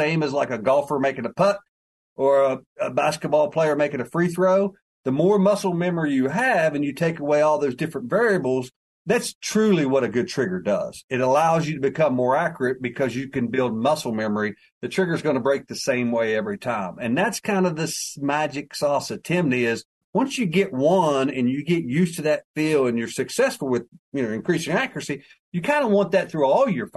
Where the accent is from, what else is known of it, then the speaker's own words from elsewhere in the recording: West Virginia, United States; I'm from West Virginia